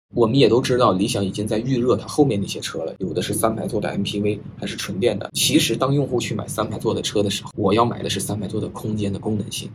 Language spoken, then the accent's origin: Chinese; China; 我们中国人